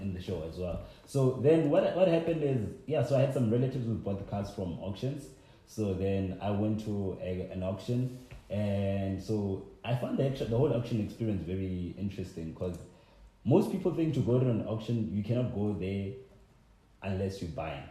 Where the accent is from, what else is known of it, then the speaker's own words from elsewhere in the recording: Limpopo, South Africa; I'm from Limpopo